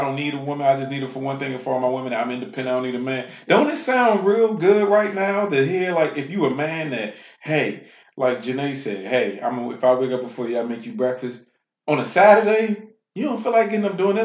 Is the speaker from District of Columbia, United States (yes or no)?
yes; Washington, District of Columbia, United States; a man born and raised in Washington, D.C.